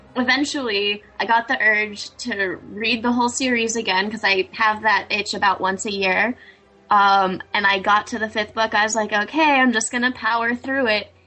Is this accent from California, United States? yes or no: yes; California, United States; I'm all California